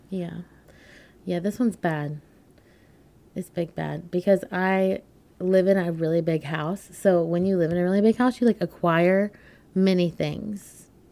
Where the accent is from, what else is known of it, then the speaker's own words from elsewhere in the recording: Winston-Salem, North Carolina, United States; also born or lived in Wilmington, North Carolina; I am actually moving from Wilmington, North Carolina, where I've been living, to back to my hometown, Winston-Salem, North Carolina